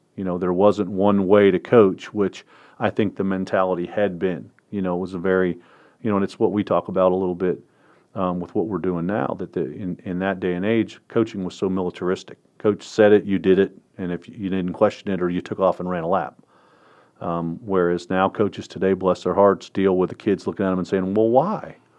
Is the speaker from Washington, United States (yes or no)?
no; Northern Virginia, United States; I grew up in Northern Virginia as a Redskin fan